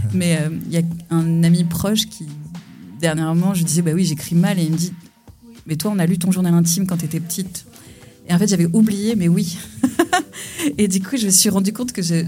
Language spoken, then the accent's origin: French; Pessac, Nouvelle-Aquitaine, France; now in Conflans-Sainte-Honorine, France; je suis née en région bordelaise à Pessac